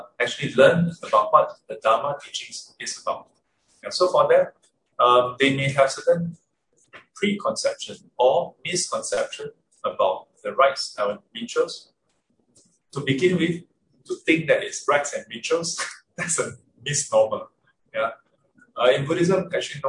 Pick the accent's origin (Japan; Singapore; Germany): Singapore; I'm Singaporean.